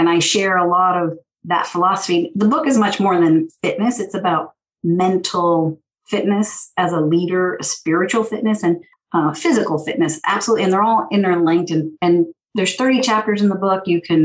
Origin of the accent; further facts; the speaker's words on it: San Francisco, California, United States; I'm from San Francisco